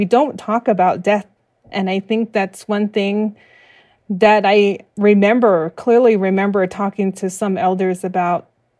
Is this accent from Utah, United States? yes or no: yes; Navajo Mountain, Utah, United States; I am of the Ree People clan and born for the Red Streak Running Into Water clan, and I'm originally from Navajo Mountain, Utah.